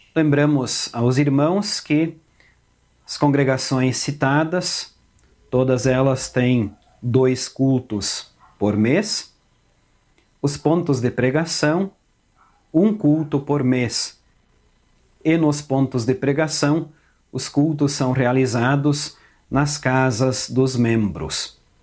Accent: Pinhalzinho, Santa Catarina, Brazil; moved away as an adult; also born or lived in Governador Valadares, Minas Gerais; now in Frederico Westphalen, Brazil; sou natural da cidade de Pinhalzinho, Santa Catarina

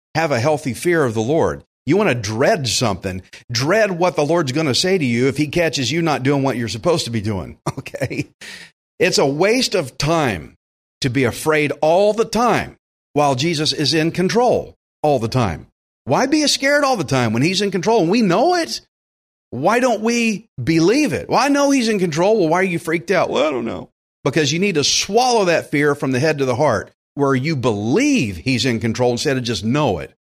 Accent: Texas, United States; I'm from Texas

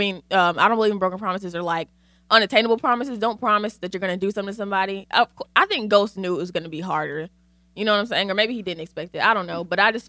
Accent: Connecticut, United States; And I'm from Connecticut, by the way. My cousin used to go to church in Stanford and I lived at that mall.

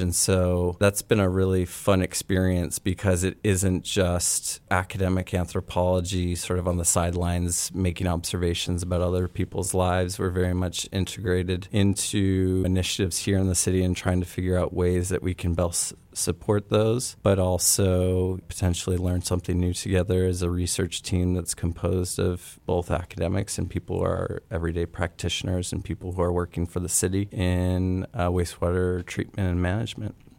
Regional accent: United States; an American raised in suburbia, stuck between seas of corn

